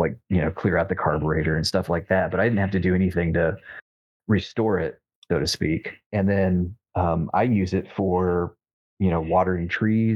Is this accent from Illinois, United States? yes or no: yes; Illinois, United States; moved away; he and I grew up together in Illinois